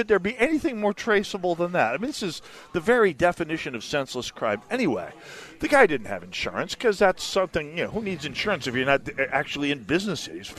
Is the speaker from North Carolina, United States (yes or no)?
no; Saint Paul, Minnesota, United States; I'm from the Midway